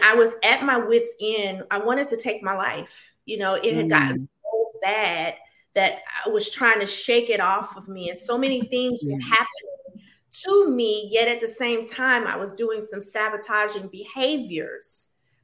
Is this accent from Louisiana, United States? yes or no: yes; Baton Rouge, Louisiana, United States; moved away as an adult; I'm originally from Baton Rouge, Louisiana. I am a product of mostly a single parent home where I watched my mom struggle to make ends meet financially.